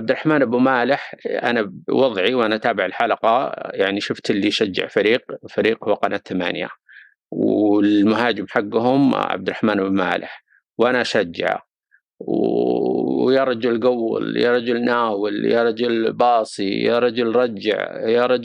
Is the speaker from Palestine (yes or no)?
no; Saudi Arabia; قضايا محليه تهمنا كسعوديين نتابع كره القدم السعوديه